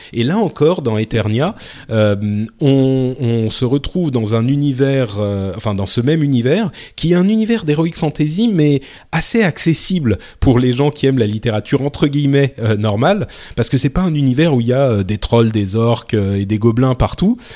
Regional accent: France; je suis français

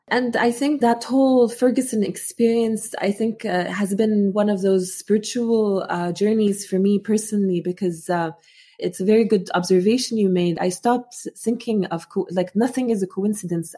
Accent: Amman, Amman Governorate, Jordan; first language Arabic; English is a second language; moved away as an adult; also born or lived in Muscat, Oman; now in United States; when I grew up in Jordan

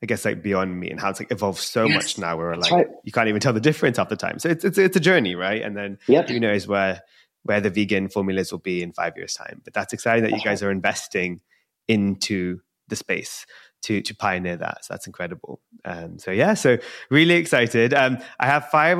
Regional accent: India

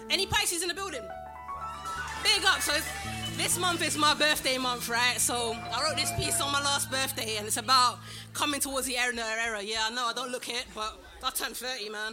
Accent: London, United Kingdom; I'm a Londoner, practically born and bred, and I speak English very well

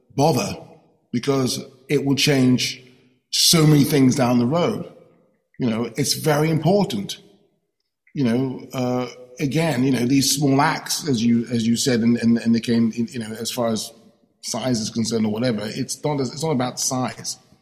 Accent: London, United Kingdom; my experience as a young black man growing up in London

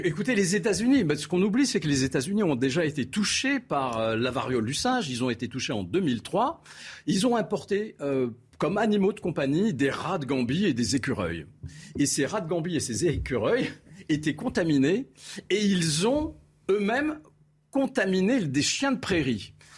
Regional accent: Algiers, Algeria; now in France; je suis euh, algérien d'origine. Je suis né en Algérie quand elle était colonie française

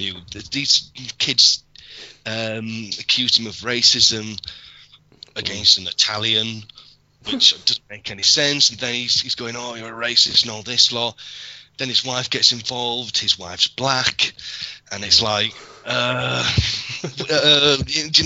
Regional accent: Yorkshire and the Humber, United Kingdom; I'm a Yorkshireman

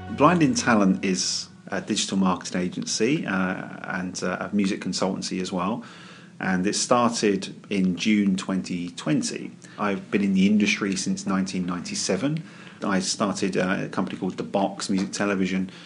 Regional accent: London, United Kingdom; moved away as an adult; also born or lived in Crystal Palace / West Croydon / Woodhatch, Reigate; now in Reigate, United Kingdom; I was born and raised in West Norwood

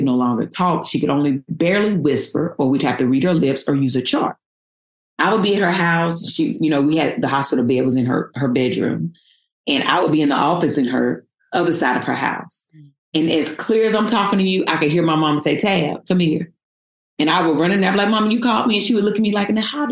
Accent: North Carolina, United States; moved away as an adult; now in Los Angeles, United States; I came from North Carolina, born and raised, and I moved

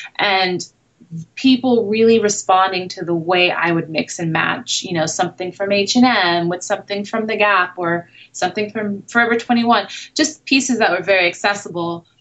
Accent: New York City, New York, United States; moved away as an adult; now in Los Angeles, United States; I grew up in the city. I grew up in Brooklyn and Manhattan

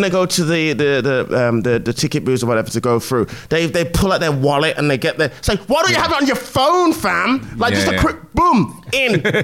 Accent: Midlands, United Kingdom; now in London, United Kingdom; I'm from the Midlands

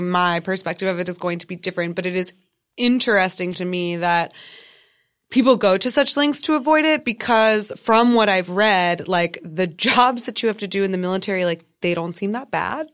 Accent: United States; as an American fan

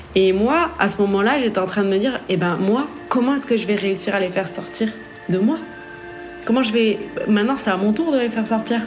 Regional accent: Toulouse, Occitania, France; Je suis née et j'ai grandi à Toulouse

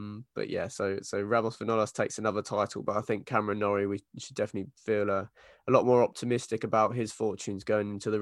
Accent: United Kingdom; as British tennis fans

